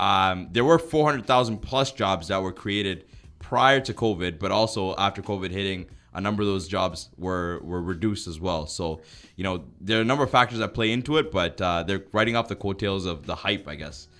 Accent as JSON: {"language": "English", "country": "Canada", "said": "and we're Canadian."}